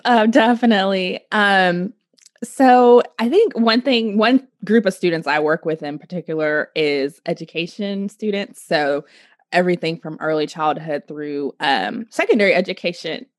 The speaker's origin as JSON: {"language": "English", "region": "Oklahoma", "country": "United States", "said": "I am from Oklahoma"}